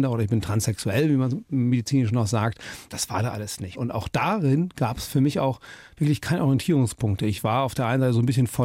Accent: Krefeld, North Rhine-Westphalia, Germany; born there; also born or lived in United States; Und dann denkt man ja, ich bin dann, wie gesagt, in Krefeld bin ich geboren. Das war's. Elsass, habe da nie so richtig gelebt, sind dann ein bisschen durch Nordrhein-Westfalen getingelt und dann kam der Sprung, wo mein Vater in die Staaten versetzt wurde.

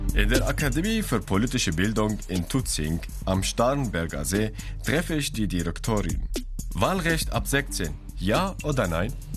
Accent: Syria; now in Germany; Ich bin aus Syrien geflüchtet und habe jetzt meine deutsche Staatsbürgerschaft

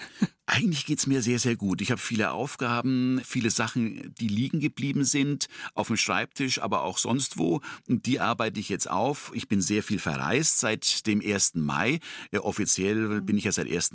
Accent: Tornau, Upper Franconia, Bavaria, Germany; accent: süddeutsche Stimme; Franconian; also born or lived in Nuremberg; now in Munich, Germany; meine Schwester, die ist vier Jahre älter als ich und äh, meine Person, wir sind in diesem Tornau aufgewachsen

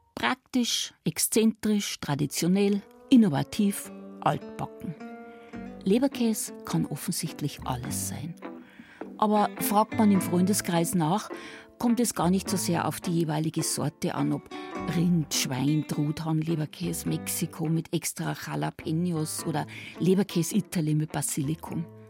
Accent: Swabia, Germany; Da, wo ich herkomme aus Schwaben

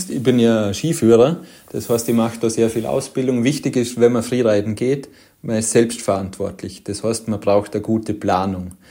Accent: Vorarlberg, Austria; Auch bei uns in Vorarlberg haben wir noch wirklich kleine Skigebiete, wo es zwei, drei Lifte sind

